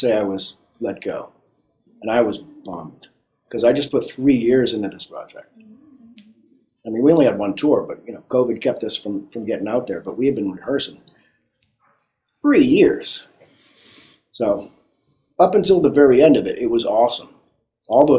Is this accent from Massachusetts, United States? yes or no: yes; Boston, Massachusetts, United States; I grew up in Boston